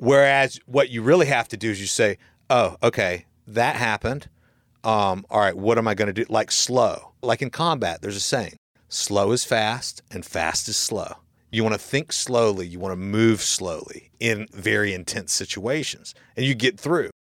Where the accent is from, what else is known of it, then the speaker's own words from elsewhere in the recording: Florida, United States; I'm from Florida and I'm you know, I just know this kind of stuff just from growing up in Florida